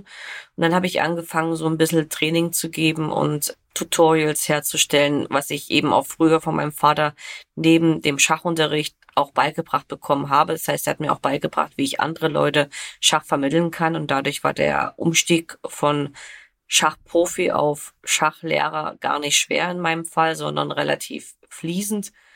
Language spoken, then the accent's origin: German; Germany; bei uns in Deutschland